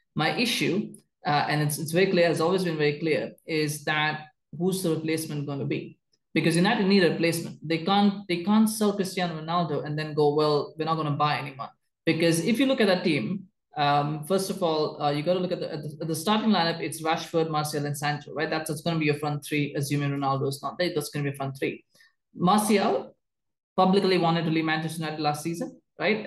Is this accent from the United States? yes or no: no; Canada; I, as a Canadian